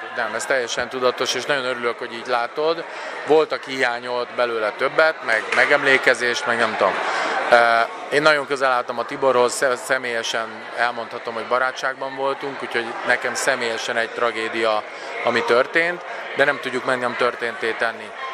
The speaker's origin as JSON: {"language": "Hungarian", "country": "Hungary", "said": "magyar vagyok"}